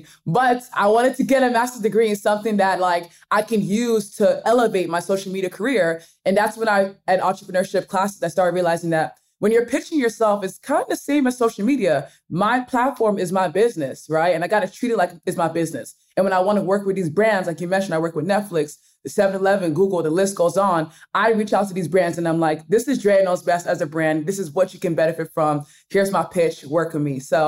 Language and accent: English; Nigeria; accent: Nigerian; I'll read words with my Nigerian accent because I kind of switch back to my Nigerian accent.